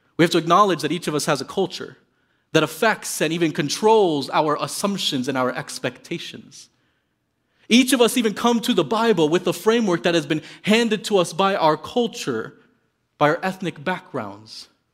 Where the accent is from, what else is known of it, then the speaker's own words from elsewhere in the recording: Miami, Florida, United States; moved away as an adult; also born or lived in Midwest; I grew up in Miami, Florida.